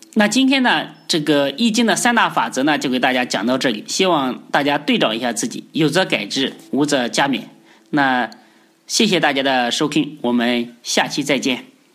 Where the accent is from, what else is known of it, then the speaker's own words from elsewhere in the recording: China; 我们中国人